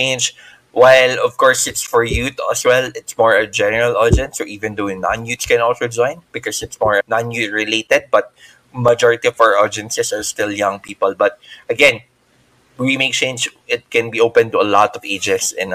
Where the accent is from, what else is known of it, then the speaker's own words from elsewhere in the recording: Philippines; I'm from the Philippines